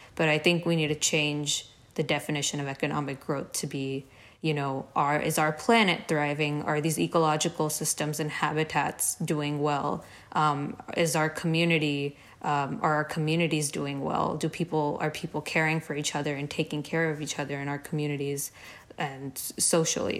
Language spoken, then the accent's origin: English; India; moved away as an adult; now in Dallas, United States; a lot of us growing up in India